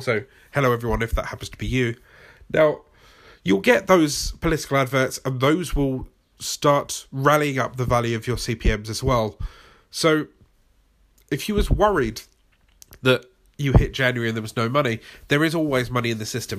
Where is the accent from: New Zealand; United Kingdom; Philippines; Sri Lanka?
United Kingdom; accent: British; my British accent